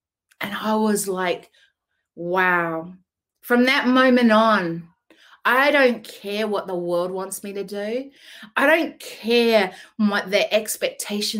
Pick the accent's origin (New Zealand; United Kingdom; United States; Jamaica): New Zealand; now in Australia; I was born in New Zealand, but I live in Australia, have lived here over 20-something years.